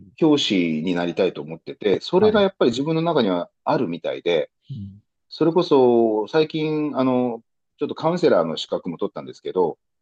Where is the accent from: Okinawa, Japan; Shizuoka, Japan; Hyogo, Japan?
Okinawa, Japan; moved away as an adult; also born or lived in Miyako Island; now in Tokyo, Japan; 沖縄に生まれ育った